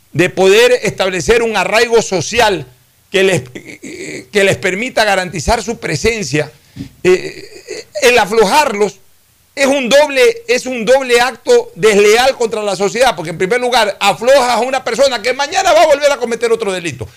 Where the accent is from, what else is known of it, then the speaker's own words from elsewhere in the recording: Guayaquil, Guayas, Ecuador; Nací en Junín y Vaquerizo Moreno